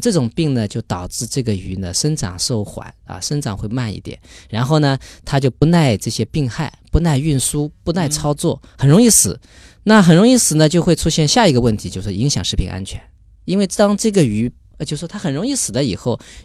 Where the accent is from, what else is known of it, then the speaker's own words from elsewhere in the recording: China; moved away as an adult; also born or lived in Norway; 整个所里就我一个中国人